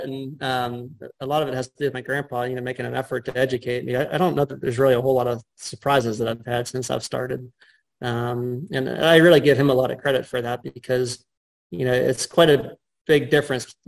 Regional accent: Cranberry Township, Pennsylvania, United States; I grew up outside of Cranberry, or outside of Pittsburgh, rather, in Cranberry Township.

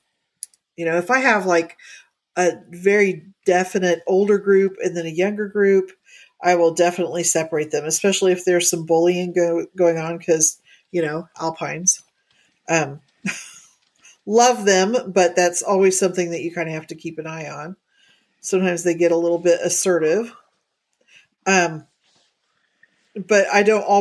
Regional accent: Indiana, United States; moved away; when I grew up in Indiana

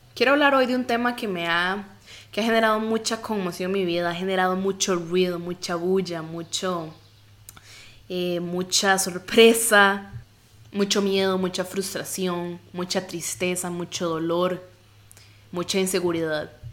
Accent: Costa Rica; soy de Costa Rica y tengo un cuerpo latino

